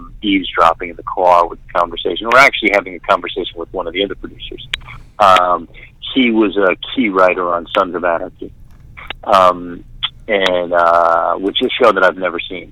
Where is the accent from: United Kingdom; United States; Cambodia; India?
United States; New York City, New York; moved away; I am in the house that I grew up in Staten Island, New York